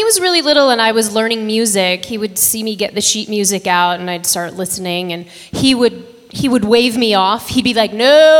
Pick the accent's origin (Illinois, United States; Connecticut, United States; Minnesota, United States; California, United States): Connecticut, United States; I'm from Connecticut.